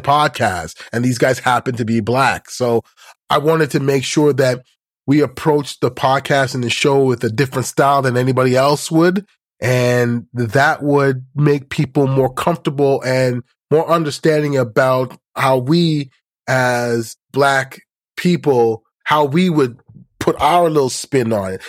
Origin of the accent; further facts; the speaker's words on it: Canada; as a Canadian